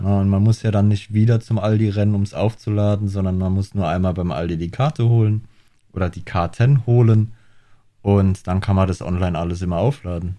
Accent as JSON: {"language": "German", "country": "Germany", "moved": "yes", "lives_now": "Australia", "said": "bei uns in Deutschland"}